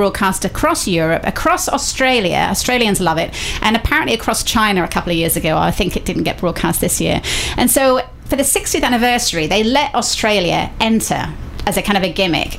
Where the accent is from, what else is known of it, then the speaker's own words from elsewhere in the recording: Preston, North West England, United Kingdom; The northwest of England, a town called Preston in Lancashire.